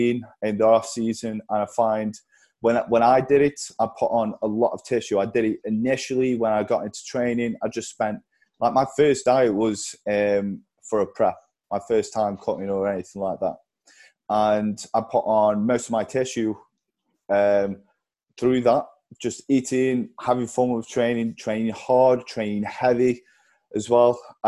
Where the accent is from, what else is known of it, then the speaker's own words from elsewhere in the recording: Stoke-on-Trent, West Midlands, United Kingdom; I'm a bodybuilder from Stoke